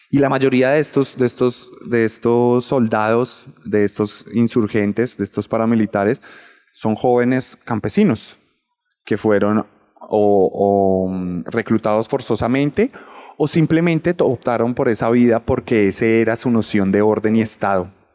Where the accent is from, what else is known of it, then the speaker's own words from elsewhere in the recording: Bogotá, Colombia; yo soy un bogotano que nació en el 91